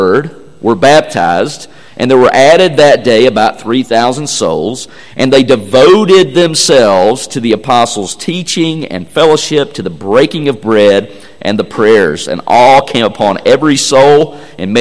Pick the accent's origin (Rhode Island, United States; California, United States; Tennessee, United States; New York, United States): Tennessee, United States; I'm from Tennessee.